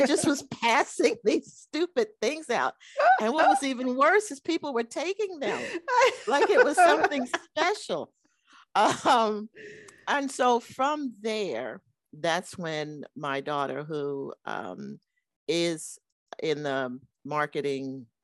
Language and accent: English; New York, United States; moved away as an adult; I grew up in New York with two very, very loving and supportive parents